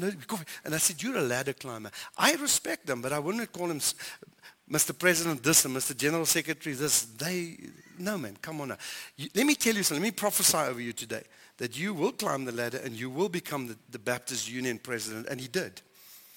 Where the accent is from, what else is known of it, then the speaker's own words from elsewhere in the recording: South Africa; we're South African